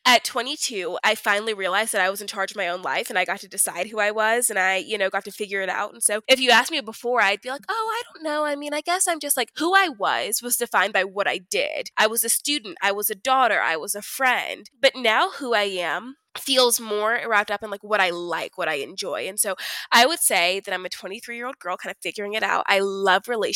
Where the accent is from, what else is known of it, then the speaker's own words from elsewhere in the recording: Houston, Texas, United States; moved away as an adult; also born or lived in Baltimore, Maryland / California / Dallas, Texas; now in Denver, United States; I was born in Baltimore, Maryland. I lived in California from 2 to 9, and then I grew up in Houston, Texas